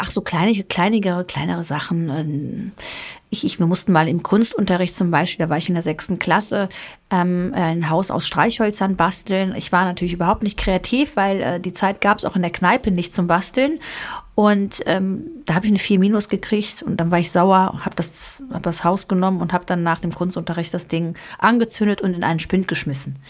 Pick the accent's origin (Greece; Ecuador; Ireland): Greece; now in Germany; ich komme ja aus dem südländischen Oh, ihr wisst, ich bin Griechin